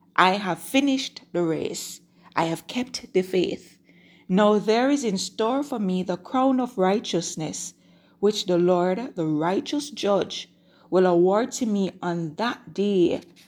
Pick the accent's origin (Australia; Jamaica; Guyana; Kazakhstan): Jamaica; I'm recording from Jamaica. If, if you're, if you're a new time listener, then that's where I'm from.